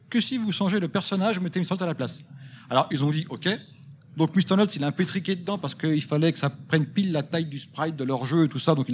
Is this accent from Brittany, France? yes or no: no; Vigneux-sur-Seine, Île-de-France, France; je suis de Vigneux-sur-Seine.